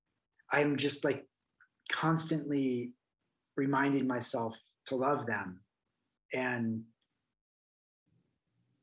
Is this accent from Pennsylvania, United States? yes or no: no; New Jersey, United States; growing up in New Jersey